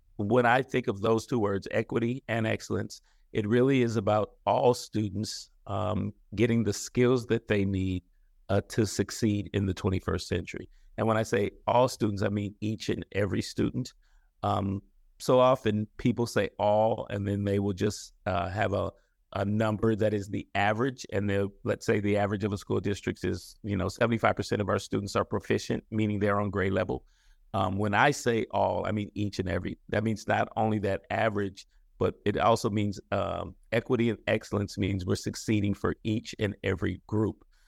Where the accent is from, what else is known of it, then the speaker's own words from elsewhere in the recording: San Francisco, California, United States; born and raised in San Francisco